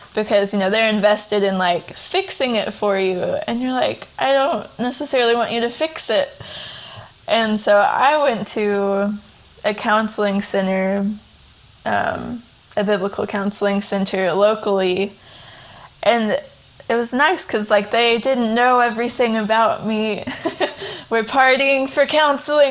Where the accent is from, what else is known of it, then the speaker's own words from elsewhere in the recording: Tennessee, United States; now in Kentucky, United States; I'm from Tennessee originally. I currently live in Kentucky with my husband Taylor.